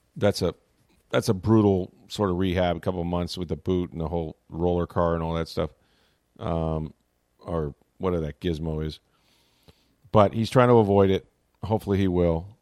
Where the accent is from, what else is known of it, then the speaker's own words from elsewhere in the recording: St. Petersburg, Florida, United States; the Sunshine City, my hometown, Saint Petersburg